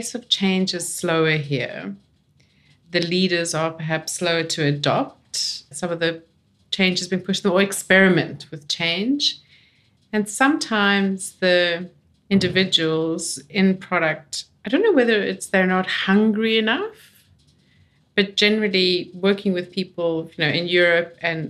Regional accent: South Africa; also born or lived in London; now in Australia; I'm South African

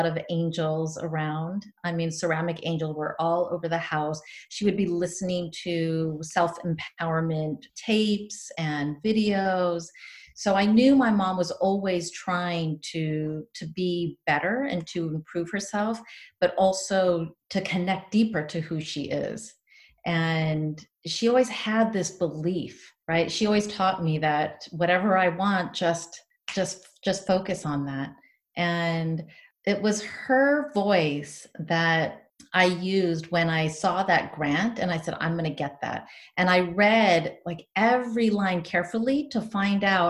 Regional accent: San Diego, California, United States; moved away as an adult; also born or lived in Tanzania; now in Spain; growing up in Rancho Pinasquitas

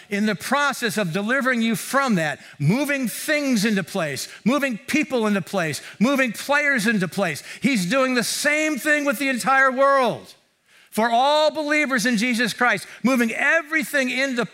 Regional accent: Mountain View, California, United States; I grew up here in Mountain View

